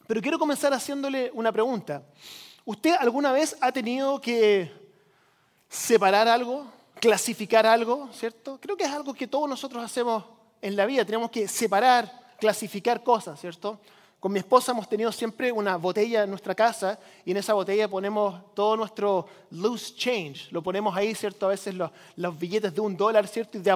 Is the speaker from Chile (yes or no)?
yes; Chile; now in United States; yo crecí como misionero en Chile, por si usted no lo sabía, llegamos aquí a Estados Unidos.